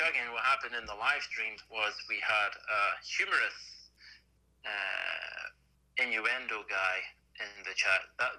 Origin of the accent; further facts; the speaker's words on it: Fife, Scotland, United Kingdom; moved away as an adult; also born or lived in England; now in Moray, United Kingdom; I'm originally from a place called Fife, and then I joined the military, so travelled around the UK for a bit, spent a lot of time in England, and then I got stationed, as you guys would say, back up here in Scotland